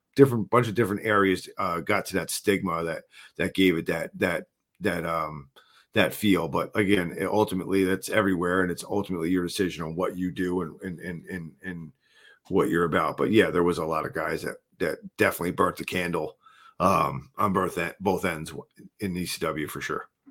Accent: New Jersey, United States; I'm from New Jersey

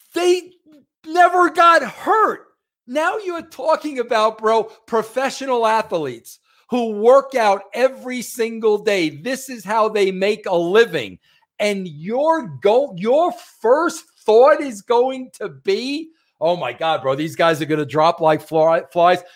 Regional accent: New York, United States; I'm a New Yorker

